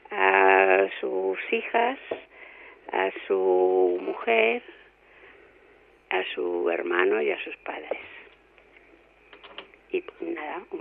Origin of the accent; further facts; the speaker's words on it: Spain; Yo soy española.